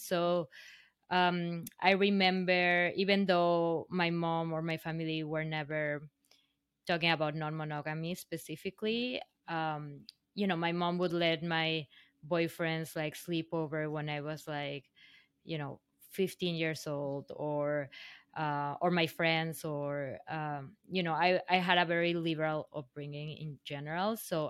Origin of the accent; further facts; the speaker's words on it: Mexico; now in New York City, United States; Not really. Well, to backtrack a little bit, I didn't come directly from Mexico. I actually left Mexico